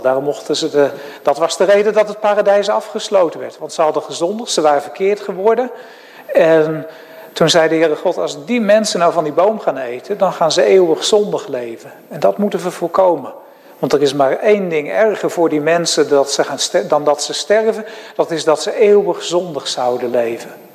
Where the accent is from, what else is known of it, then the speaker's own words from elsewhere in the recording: Netherlands; also born or lived in Graafstroom; als Nederlanders